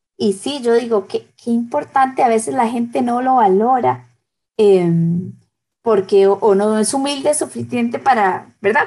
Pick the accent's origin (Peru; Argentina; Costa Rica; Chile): Costa Rica; en mi país